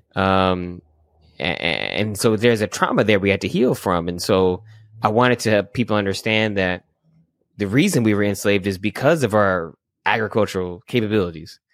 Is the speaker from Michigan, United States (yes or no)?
yes; Michigan, United States; I grew up in Michigan